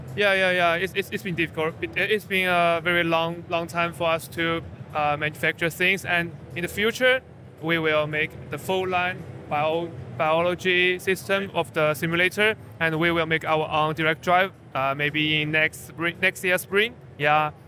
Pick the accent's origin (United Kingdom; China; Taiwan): China; we are from China